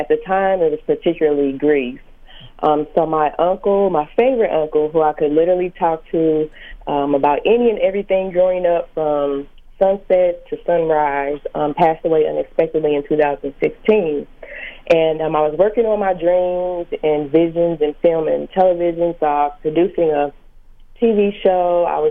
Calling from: St. Louis, Missouri, United States; I'm calling from St. Louis, Missouri.

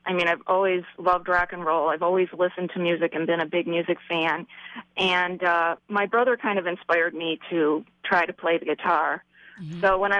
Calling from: Royal Oak, Michigan, United States; Royal Oak, Michigan.

